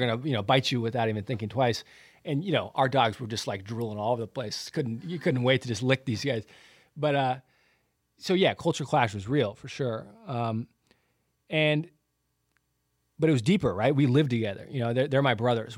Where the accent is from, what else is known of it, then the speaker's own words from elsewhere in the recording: Santa Barbara, California, United States; I grew up in Southern California in Santa Barbara, which is just the most beautiful place